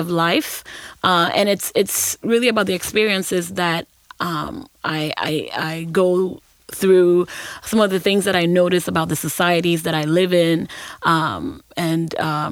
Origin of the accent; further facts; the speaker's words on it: Accra, Greater Accra, Ghana; moved away; also born or lived in Ashanti Region, Ghana; I'm from Ghana